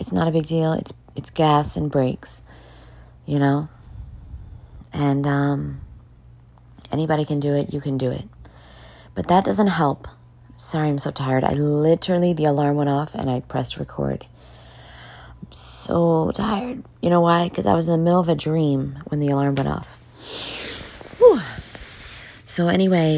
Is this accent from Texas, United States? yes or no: no; New York City, New York, United States; moved away; I'm from New York City.